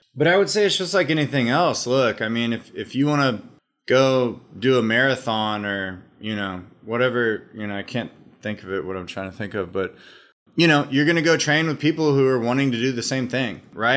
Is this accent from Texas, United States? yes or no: yes; Austin, Texas, United States; Austin, Texas. Grew up in Austin.